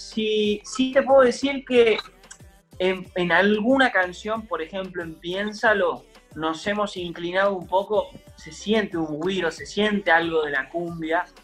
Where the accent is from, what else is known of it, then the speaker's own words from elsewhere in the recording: Villa María, Córdoba, Argentina; Tuve la oportunidad de verlos en el anfiteatro de Villa María, yo soy de Villa María